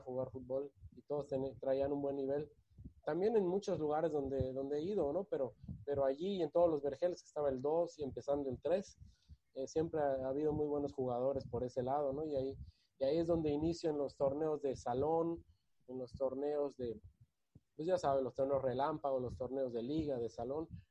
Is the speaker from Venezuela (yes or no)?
no; Yucatán, Mexico; born or raised there; also born or lived in Guadalajara, Jalisco, Mexico